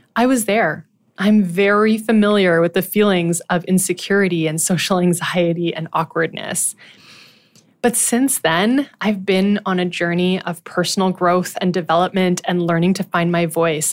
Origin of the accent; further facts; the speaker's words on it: Ottawa, Ontario, Canada; I was born and raised in Ottawa, Ontario